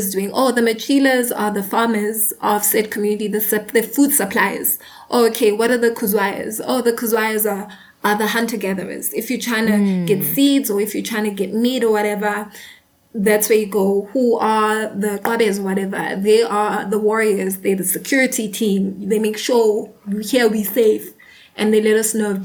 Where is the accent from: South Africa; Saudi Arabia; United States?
South Africa; I am a South African. I live in South Africa, right?